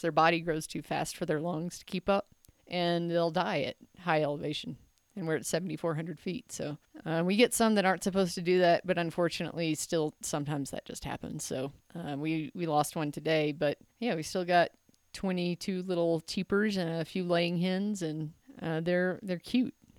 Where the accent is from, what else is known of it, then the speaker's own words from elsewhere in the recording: Memphis, Tennessee, United States; I'm from Memphis